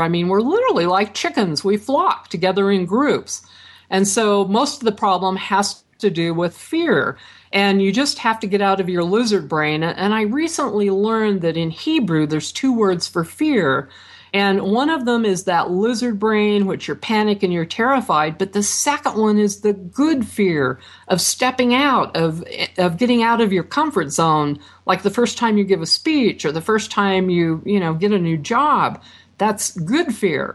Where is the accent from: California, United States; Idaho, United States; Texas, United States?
Idaho, United States; Franklin; moved away; I grew up in Franklin, Idaho